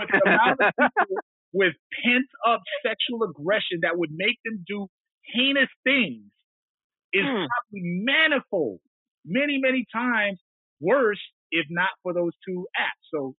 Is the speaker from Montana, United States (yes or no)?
yes; Montana, United States; I come from the Blackfeet people, those tall, brilliant, modest, and suspiciously good people, good looking people from the Northern Plains, directly south of what is now known as the Canadian border